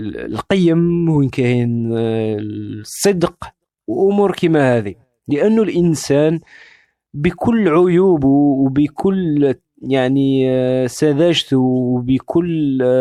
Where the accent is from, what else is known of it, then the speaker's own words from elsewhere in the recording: Algeria; الجزائر بالنسبة لي آه، منطقة آه، كبرت فيها وترعرعت فيها